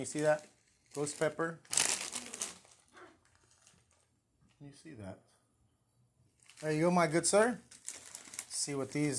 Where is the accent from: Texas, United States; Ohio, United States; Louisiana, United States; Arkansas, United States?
Texas, United States; Katy; So this right here is my Hometown Twisters. Katy. Damn it, nobody gives a shit about Katy, Texas.